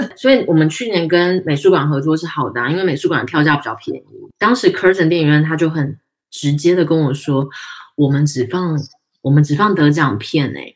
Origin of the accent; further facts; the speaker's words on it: Tainan, Taiwan; 因为我们台南人嘛